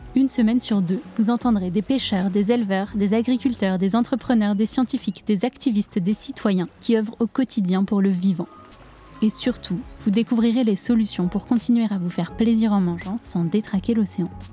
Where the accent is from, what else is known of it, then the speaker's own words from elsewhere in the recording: La Rochelle, Nouvelle-Aquitaine, France; J'ai grandi à La Rochelle, sur la côte atlantique